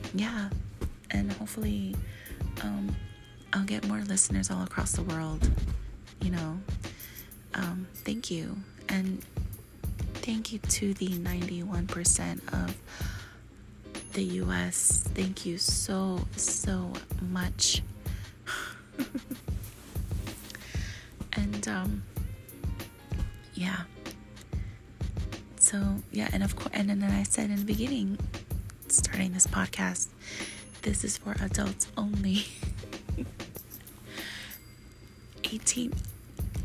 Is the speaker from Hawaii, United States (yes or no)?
yes; Hawaii, United States; I'm from Hawaii and we like to talk story all the time to our friends and family